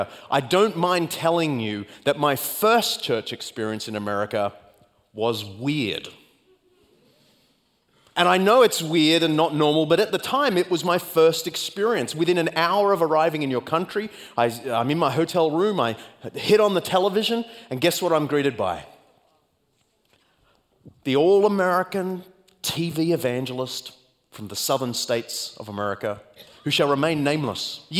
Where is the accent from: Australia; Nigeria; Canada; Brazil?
Australia; accent: Australian; speed up to Australian speed, because you're so acclimated to my accent